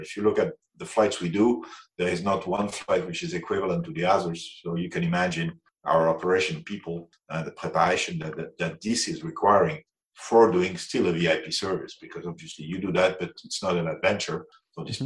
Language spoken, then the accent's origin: English; France; accent: French; English is a second language; now in Zurich, Switzerland; I'm French, as you can probably will notice on my accent.